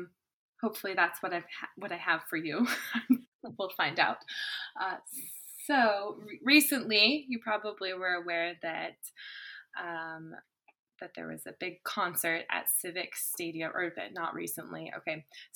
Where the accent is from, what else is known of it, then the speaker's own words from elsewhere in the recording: Yakima, Washington, United States; also born or lived in Reno, Nevada; now in Bellingham, United States; I grew up in Yakima, Washington, over on the east side.